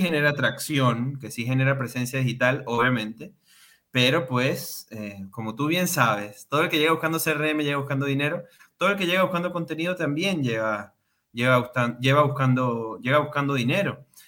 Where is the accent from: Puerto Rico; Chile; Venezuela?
Venezuela; moved away as an adult; now in Mexico; nacido y criado en Venezuela